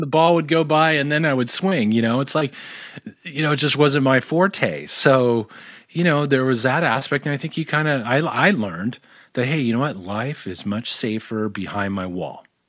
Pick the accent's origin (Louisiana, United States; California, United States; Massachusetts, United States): California, United States; Tustin; also born or lived in North Hollywood, California; born in, born in North Hollywood and, and raised in Tustin, California